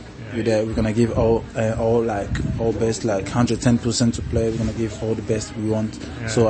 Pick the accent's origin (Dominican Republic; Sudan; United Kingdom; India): United Kingdom; Rotherham, Yorkshire and the Humber; I'm from Rotherham.